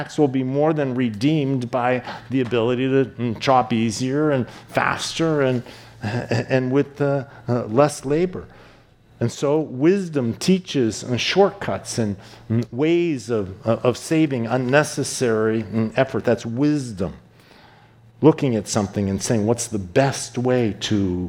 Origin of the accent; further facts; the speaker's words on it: East Coast, United States; moved away; I grew up on the East Coast, and the East Coast is known for being aggressive